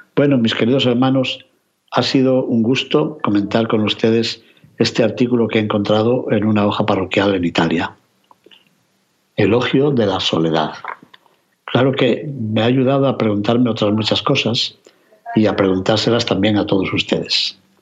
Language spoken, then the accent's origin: Spanish; Castile and León, Spain; mi tierra de León